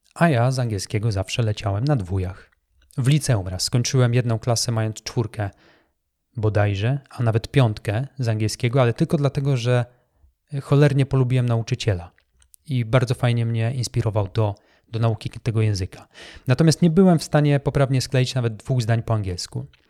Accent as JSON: {"language": "Polish", "country": "Poland", "also_born_or_lived": "Wrocław", "said": "Ja także byłem jednym z tych chłopaków, który e, w szerokich spodniach, wyglądających jak worki po ziemniakach, przemierzał polskie blokowiska"}